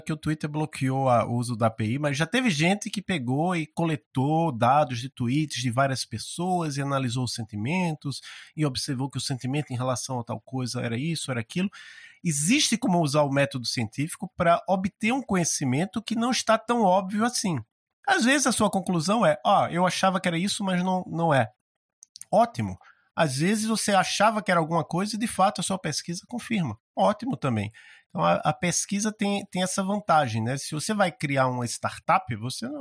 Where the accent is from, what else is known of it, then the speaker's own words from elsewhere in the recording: Maceió, Alagoas, Brazil; now in Curitiba, Brazil; eu estudava no, num colégio lá em Maceió, eu sou de Maceió, apesar de estar morando em Curitiba